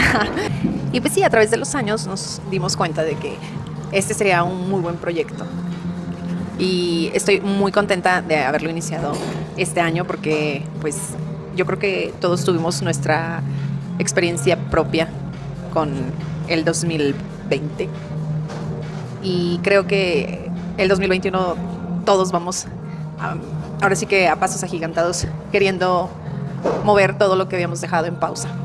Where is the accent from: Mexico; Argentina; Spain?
Mexico; Saltillo, Coahuila; Somos originarias de Saltillo